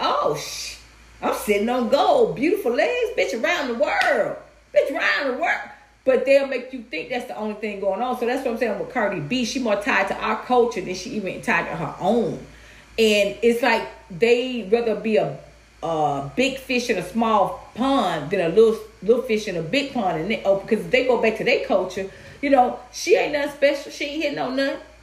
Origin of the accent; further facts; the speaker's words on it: Atlanta, Georgia, United States; growing up in Atlanta